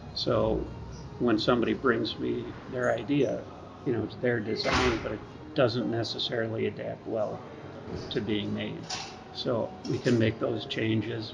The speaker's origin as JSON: {"language": "English", "town": "Rochester", "region": "New York", "country": "United States", "tie": "born or raised there", "moved": "as an adult", "lives_now": "High Point, United States", "said": "I was uh, born and raised in Rochester, New York, and been up there at, up until about two and a half years ago."}